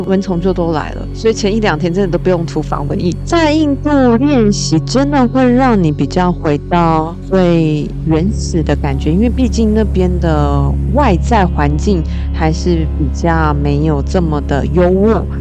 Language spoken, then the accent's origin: Chinese; Taiwan; 我们其实台湾人不是常常都怕被蚊虫叮吗